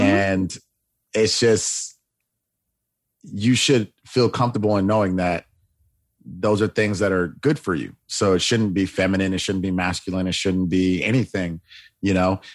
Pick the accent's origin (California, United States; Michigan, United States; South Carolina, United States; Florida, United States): Florida, United States; now in Los Angeles, United States; I am originally from Florida